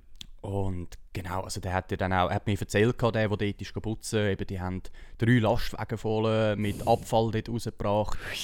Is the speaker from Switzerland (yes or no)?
yes; Erlenbach, Switzerland; bei uns in Erlenbach